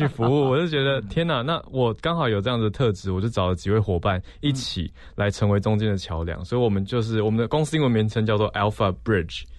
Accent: Taiwan; 我没有在国外念书，就只有在台湾土生土长啦。

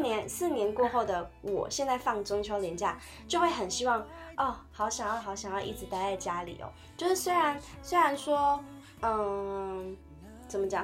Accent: Tainan, Taiwan; moved away as an adult; also born or lived in Taipei; 因为我是台南人，然后我在台北读书

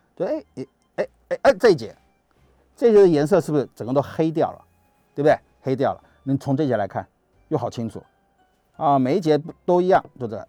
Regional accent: Taiwan; 我们台湾话

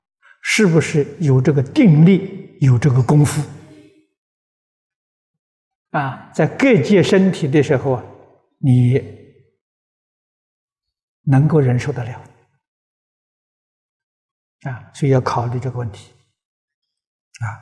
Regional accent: China; 我们中国人讲灵魂呢，走了没有？没走。

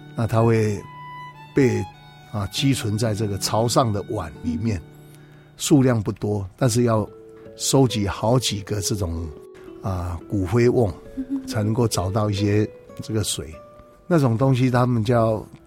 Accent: Taiwan; 我们台湾的庙宇却非常地多

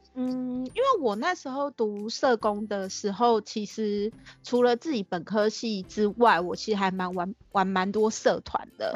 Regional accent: Tainan, Taiwan; now in Taipei, Taiwan; 我是台南人啦，但是嗯我现在在台北工作嗯，然后大学主要念的是社工系

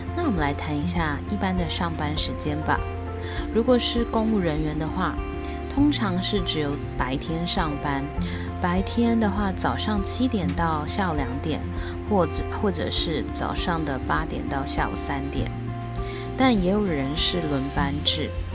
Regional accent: Taiwan; 我是来自台湾

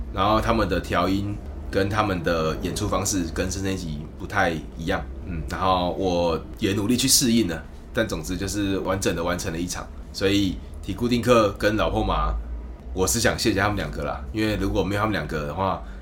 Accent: Kaohsiung, Taiwan; moved away as an adult; also born or lived in Taichung; now in Taipei, Taiwan; 我是高雄人，我去台中住的十年，我现在搬来台北教这个吉他

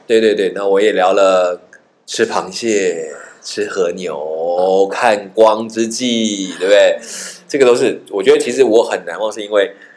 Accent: Taiwan; 我们是台湾来的

